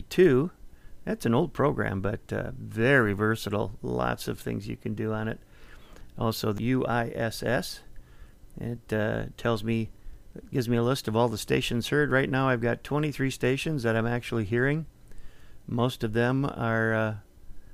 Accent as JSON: {"language": "English", "region": "Minnesota", "country": "United States", "tie": "born or raised there", "moved": "yes", "said": "my home state of Minnesota"}